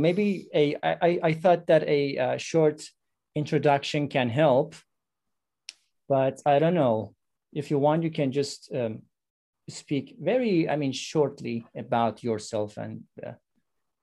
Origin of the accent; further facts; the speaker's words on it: Iran; English is a second language; now in Istanbul, Turkey; I am from Iran. I live in Istanbul